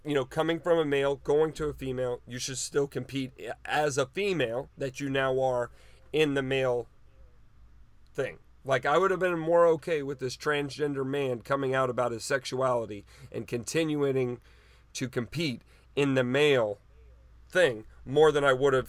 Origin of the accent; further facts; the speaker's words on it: United States; as an American